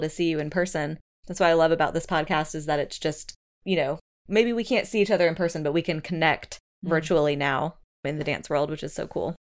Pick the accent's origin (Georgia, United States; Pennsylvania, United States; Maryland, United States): Georgia, United States; moved away; also born or lived in Oklahoma City; I'm I'm from Georgia